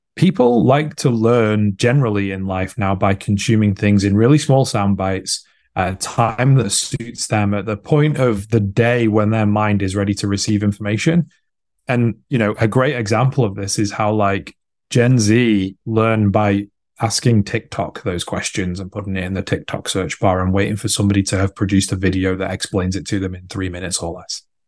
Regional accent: United Kingdom; I'm British, based in the U K

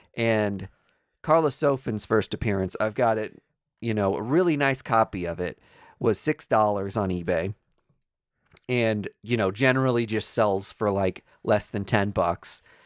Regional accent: Kansas City, United States; we are from Kansas City, which toes the line between Kansas and Missouri.

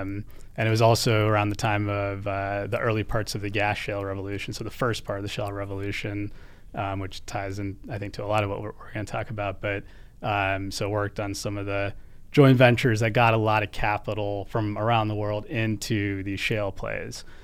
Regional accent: United States; as an American

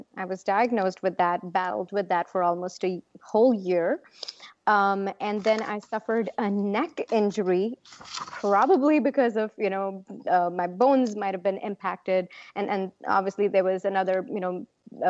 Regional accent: Punjab, India; My home state is Punjab

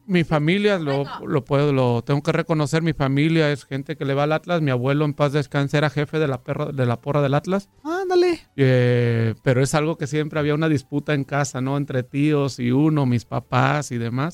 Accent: Mexico; somos puros mexicanos

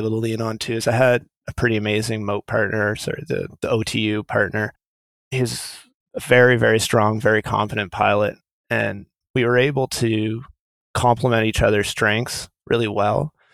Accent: Thunder Bay, Ontario, Canada; moved away; When I was a young kid, I grew up in Thunder Bay

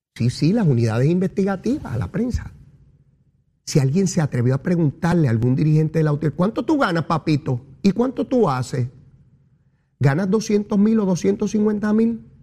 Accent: Puerto Rico

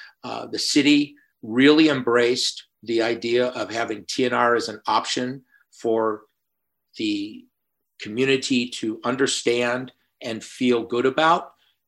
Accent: Midwest, United States; born there; also born or lived in Florida; We didn't see that many cats back in the Midwest where I was born and off in Florida.

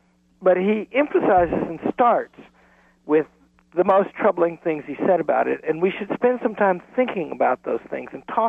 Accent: the South, United States; I come from the South, and there are no slaveholders in my background. I'm a mongrel, and so I'm from the families that competed with the people who owned the slaves.

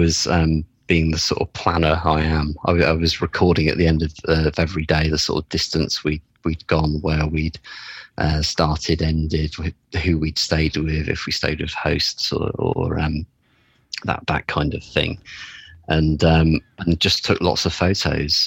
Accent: United Kingdom; as a Brit

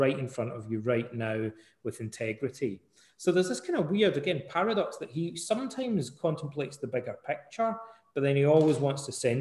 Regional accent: Ayr, Scotland, United Kingdom; moved away; also born or lived in Canada; when I was a wee boy growing up in Scotland, in Ayr

